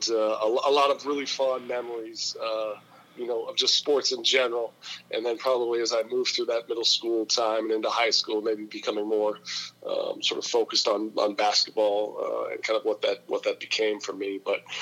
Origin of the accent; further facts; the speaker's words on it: West Coast, United States; I grew up out on the West Coast.